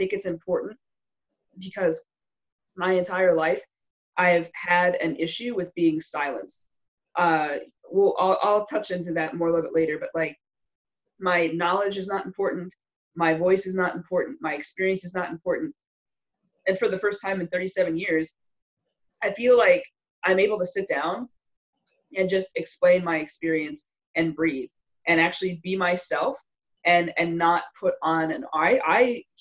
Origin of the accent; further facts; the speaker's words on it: Wilkes-Barre, Pennsylvania, United States; now in Carlisle, United States; I grew up in Wilkes-Barre, Pennsylvania. I grew up north by Scranton